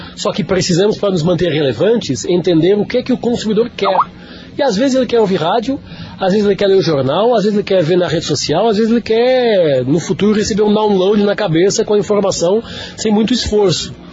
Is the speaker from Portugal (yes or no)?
yes; Lisbon, Portugal; moved away as an adult; now in São Paulo, Brazil; sou português de Lisboa, moro no Brasil desde 2011